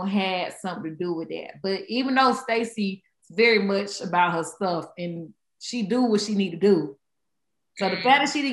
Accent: Georgia, United States; I am from Georgia, so I went to high school, middle school, all day in Georgia

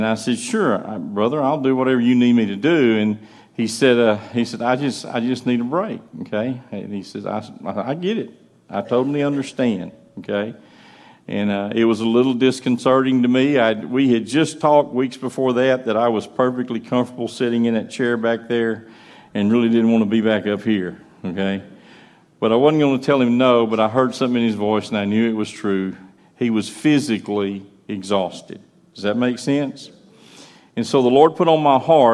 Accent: United States; Eric and I grew up in County Line Baptist Church north of here

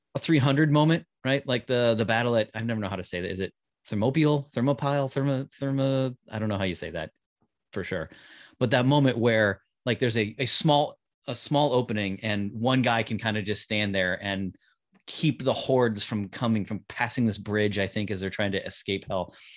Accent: Davenport, Iowa, United States; I was growing up in Davenport, Iowa

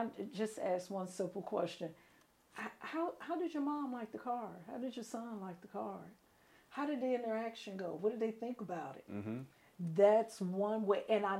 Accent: Chicago, Illinois, United States; moved away as an adult; also born or lived in New Orleans, Louisiana; I am originally from Chicago, Illinois. Born and raised in Chicago

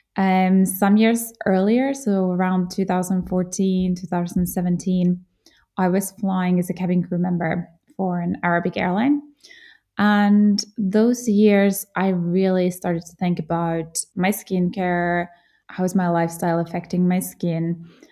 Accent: Jyväskylä, Central Finland, Finland; moved away; also born or lived in Germany; I'm from Finland, from central Finland, a small town called Jyväskylä. And I grew up playing in the forests, by the lakes

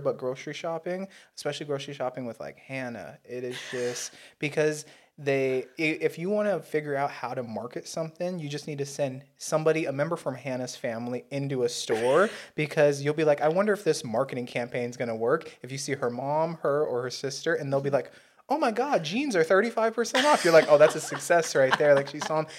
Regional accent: United States; We're both American.

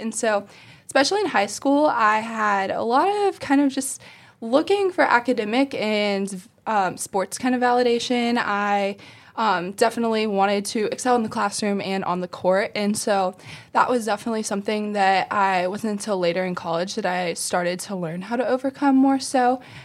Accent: Ohio, United States; moved away as an adult; now in South Carolina, United States; I'm from Ohio, and so now I go to school in South Carolina

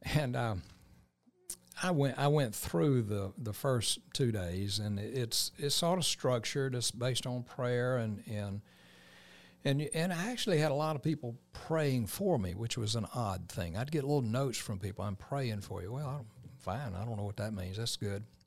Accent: Columbus, Georgia, United States; Columbus, Georgia is home for me. I moved here, uh, in nineteen fifty-two, nineteen fifty-three as a, a three-year-old

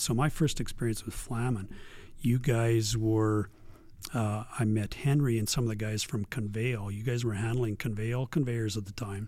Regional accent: Strome, Alberta, Canada; now in Camrose, Canada; I was raised in Strome, Alberta, small town, small town Strome.

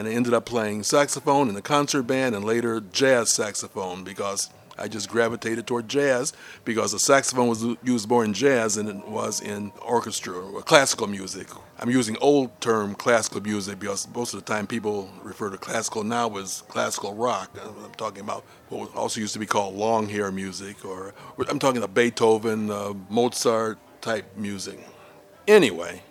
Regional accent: Chicago, Illinois, United States; I was born here in Chicago, Illinois, right on the lake at Michael Reese Hospital, and lived on the south side most of my childhood life, or my childhood and teenage life

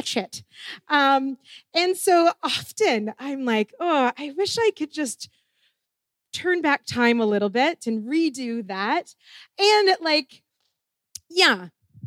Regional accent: Ontario, Canada; moved away as an adult; I was coming in from Ontario

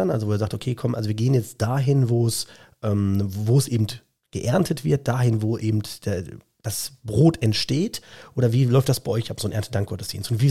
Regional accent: West Germany, Germany; wir sind ja Westdeutsche, bei uns ist Geld ja ganz anders im Verhältnis

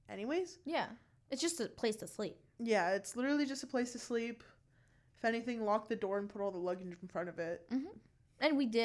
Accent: Naples, Florida, United States; born or raised there

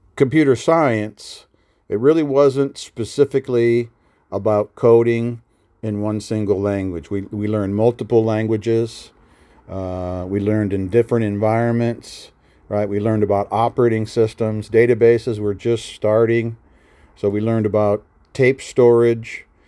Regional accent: Nebraska, United States; moved away as an adult; I was from Nebraska

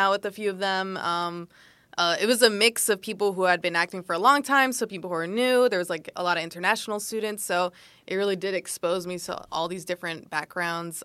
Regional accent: Silver Spring, Maryland, United States; moved away as an adult; now in New York City, United States; I'm from Silver Spring, Maryland. Both of my parents are from El Salvador.

